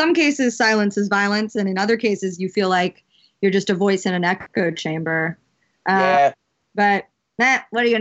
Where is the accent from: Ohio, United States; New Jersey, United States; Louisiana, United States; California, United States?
Louisiana, United States; now in New York, United States